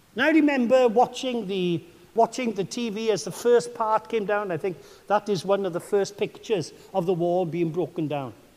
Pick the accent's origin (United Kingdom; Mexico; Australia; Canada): United Kingdom; Welsh, Wales; I am your Welsh brother